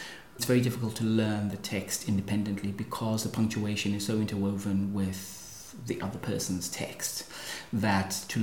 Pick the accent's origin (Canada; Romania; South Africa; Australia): South Africa; being South African myself